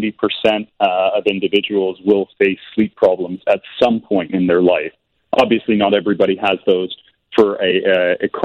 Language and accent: English; Canada; accent: Canadian; moved away; I am Canadian